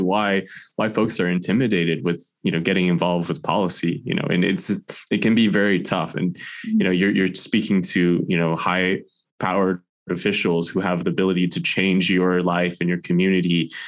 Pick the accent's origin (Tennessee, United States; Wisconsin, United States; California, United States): California, United States; moved away as an adult; now in Fairbanks, United States; I was originally from California